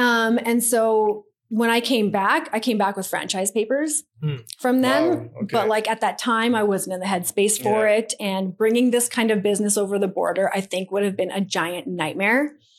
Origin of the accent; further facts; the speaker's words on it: India; A lot of the stuff we did for free because I'm Indian and we don't pay for shit.